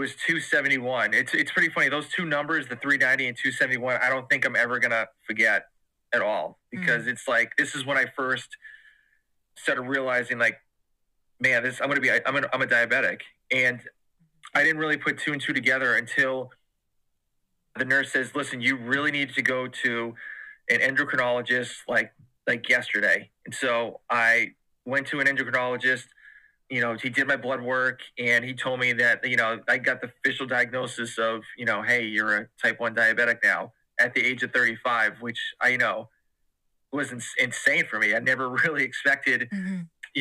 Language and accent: English; Massachusetts, United States; moved away as an adult; now in Georgia, United States; I am originally from Massachusetts and my wife is from Georgia. And so when we got married, she got a position back in Georgia. So we moved down south